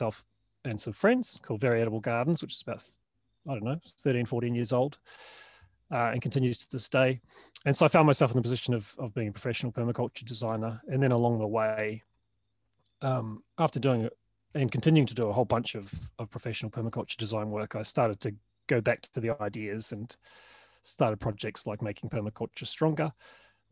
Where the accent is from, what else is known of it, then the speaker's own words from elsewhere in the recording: New Zealand; moved away as an adult; also born or lived in Melbourne, Australia; was from New Zealand